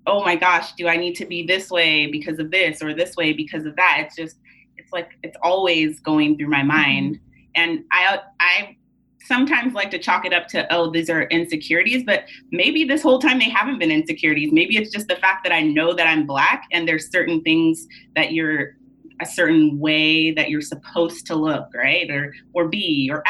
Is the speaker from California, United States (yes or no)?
yes; Tulare, California, United States; I'm originally from Tulare, California, which is like 30 minutes south mm-hmm. of Fresno.